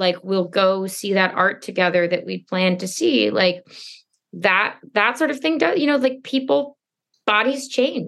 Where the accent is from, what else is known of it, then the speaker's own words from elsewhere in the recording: Stuart, Florida, United States; moved away; I'm from Florida.